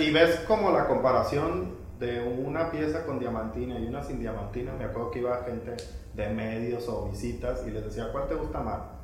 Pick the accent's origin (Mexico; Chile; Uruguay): Mexico; Mazatlán, Sinaloa; moved away; muy mazatleco, muy sinaloense, ya sabes, como, como muy neto